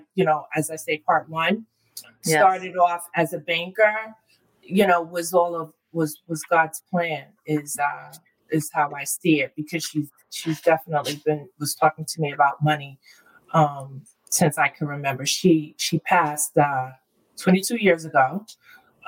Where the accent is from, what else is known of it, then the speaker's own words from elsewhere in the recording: Westchester, New York, United States; also born or lived in White Plains, New York / New Rochelle, New York; So I grew up between, I was born in White Plains. I'm a Westchester girl.